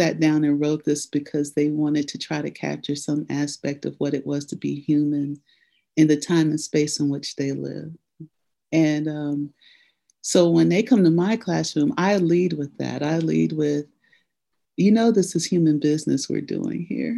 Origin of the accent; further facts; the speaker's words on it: Nashville, Tennessee, United States; I grew up in Nashville, Tennessee